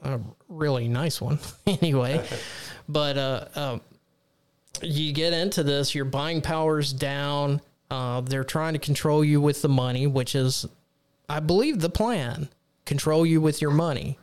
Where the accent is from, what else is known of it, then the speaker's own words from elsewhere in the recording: Texas, United States; my home state of Texas, the great state of Texas